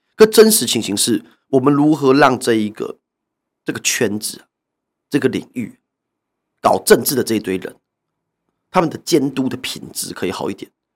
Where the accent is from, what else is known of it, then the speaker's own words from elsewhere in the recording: New Taipei, Taiwan; 现在我也回到我的故乡，到新北市当议员